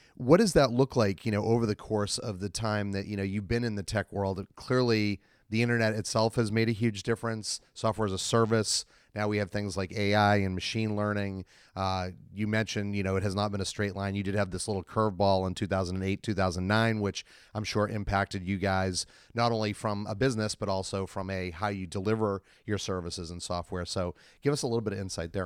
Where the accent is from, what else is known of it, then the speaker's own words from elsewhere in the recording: Boston, Massachusetts, United States; I'm from Boston as well